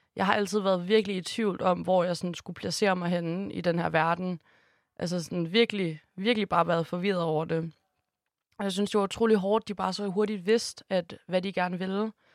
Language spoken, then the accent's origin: Danish; Holstebro, Central Denmark Region, Denmark; now in Copenhagen, Denmark; jeg elsker Jylland, og jeg er virkelig glad for hele min opvækst